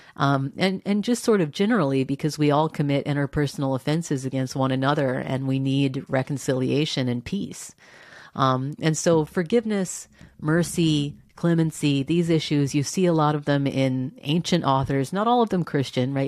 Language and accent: English; Texas, United States; I grew up in Texas.